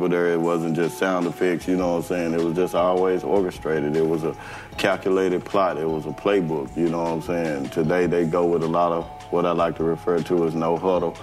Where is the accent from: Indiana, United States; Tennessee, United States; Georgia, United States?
Tennessee, United States; Memphis; I'm from South Parkway